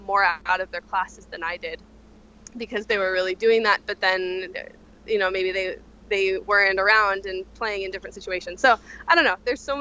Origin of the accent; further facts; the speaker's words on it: Santa Barbara, California, United States; moved away; I'm from California, I'm from Santa Barbara, which is a small town with virtually no music scene.